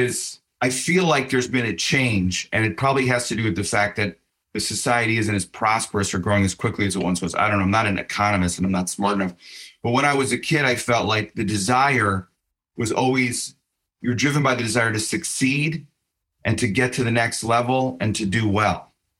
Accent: Chicago, Illinois, United States; And I said I'm from Chicago. I'm a Bears fan.

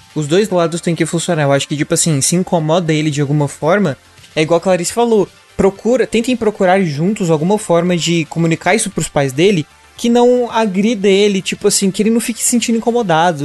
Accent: a smaller interior town in Minas Gerais, Brazil; moved away; Uberaba não é muito uma cidade interior de Minas Gerais, ela é maior do, do que a de onde eu vim

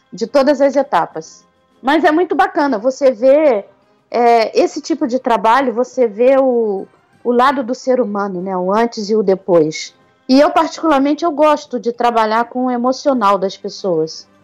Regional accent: Rio de Janeiro, Brazil; do jeitinho carioca de ser

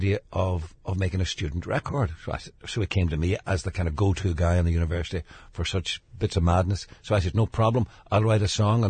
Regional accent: Derry, Northern Ireland, United Kingdom; I grew up in Derry

